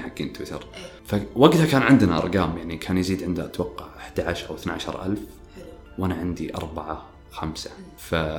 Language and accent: Arabic; Riyadh, Riyadh Province, Saudi Arabia; also born or lived in Qassim; فطلعت من الرياض